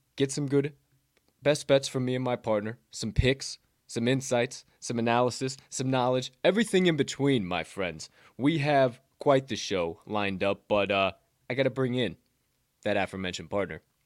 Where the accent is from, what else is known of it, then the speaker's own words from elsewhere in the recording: Southern Illinois, United States; I'm from Southern Illinois